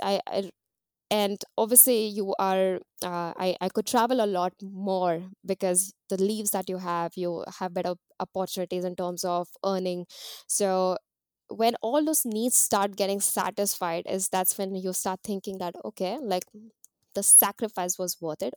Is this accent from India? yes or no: yes; Mumbai, Maharashtra, India; moved away as an adult; now in New Zealand; growing up in India